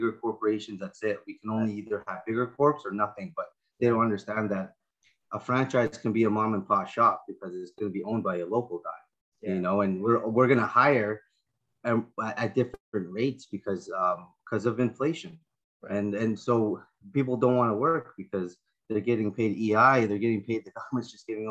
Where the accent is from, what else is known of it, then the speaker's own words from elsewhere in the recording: Prince Rupert, British Columbia, Canada; I'm from Prince Rupert, BC, Canada, and we do real estate and other things